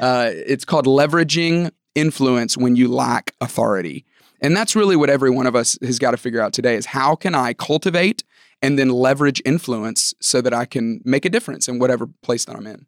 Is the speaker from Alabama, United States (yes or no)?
yes; Tuscaloosa, Alabama, United States; moved away as an adult; also born or lived in Georgia; I grew up in Tuscaloosa, Alabama.